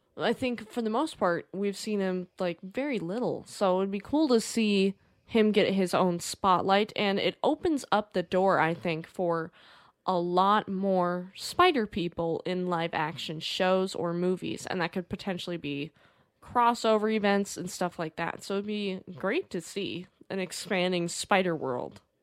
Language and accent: English; United States; we're American